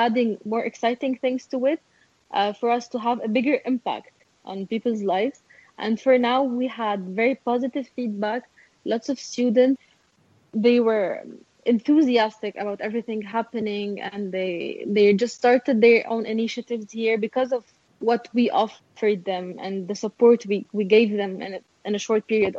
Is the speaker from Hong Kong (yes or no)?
no; Beirut, Beirut Governorate, Lebanon; I'm from Beirut